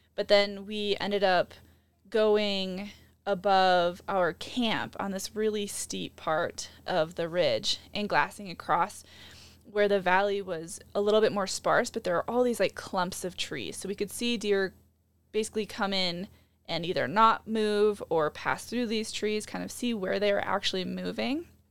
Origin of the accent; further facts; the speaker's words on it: Midwest, United States; growing up in the Midwest